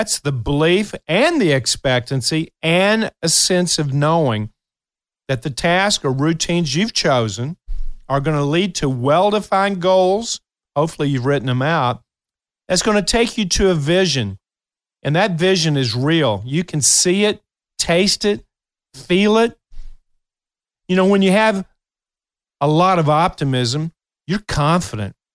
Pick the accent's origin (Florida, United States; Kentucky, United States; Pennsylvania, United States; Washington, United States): Kentucky, United States; moved away; my memories from my hometown is one where the downtown area, I love going down on Saturdays